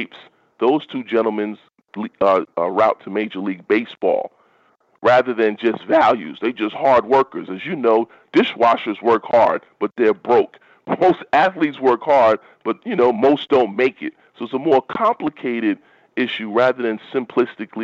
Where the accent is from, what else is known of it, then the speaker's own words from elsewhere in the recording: New York City, New York, United States; I grew up in the Bronx